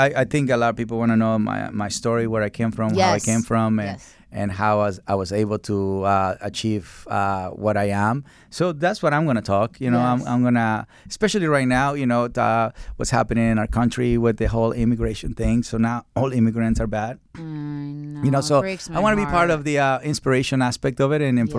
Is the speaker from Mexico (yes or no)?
yes; Mexico; You know, so I come from Mexico, and dogs in Mexico are skinny, but they don't have psychological problems.